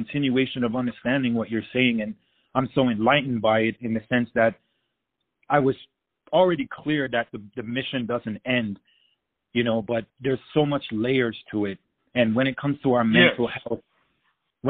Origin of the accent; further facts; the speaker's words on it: Jamaica; now in United States; Growing up in Jamaica